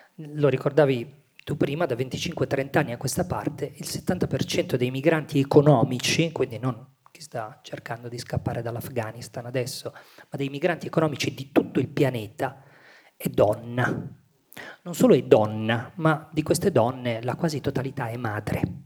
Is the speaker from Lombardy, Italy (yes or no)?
yes; Milan, Lombardy, Italy; una stessa matrice pugliese, anche se io sono nato a Milano